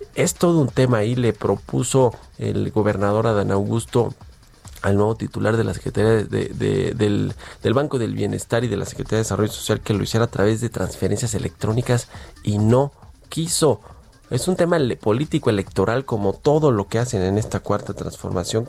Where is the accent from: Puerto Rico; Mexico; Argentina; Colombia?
Mexico